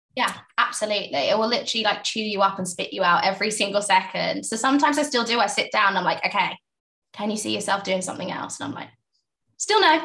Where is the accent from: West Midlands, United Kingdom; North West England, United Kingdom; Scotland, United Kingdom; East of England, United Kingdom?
East of England, United Kingdom; Essex; also born or lived in East London / South London; now in London, United Kingdom; i was born in East London, raised in Essex, you know, in a little village